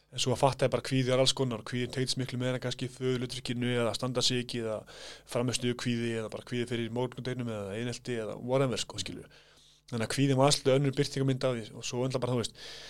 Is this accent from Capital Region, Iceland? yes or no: yes; Kópavogur, Capital Region, Iceland; also born or lived in Hvammstangi; Ég fættur þar en ég er svona uppalinn í kópóðinum